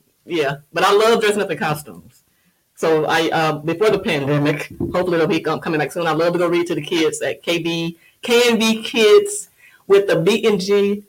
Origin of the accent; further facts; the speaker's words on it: Moss Point, Mississippi, United States; moved away; She's still in Moss Point in my hometown.